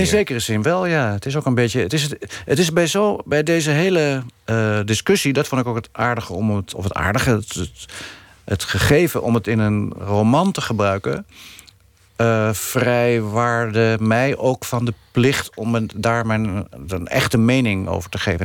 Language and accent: Dutch; Netherlands; ik ben gewoon een Nederlander, is gewoon niet te ontkennen.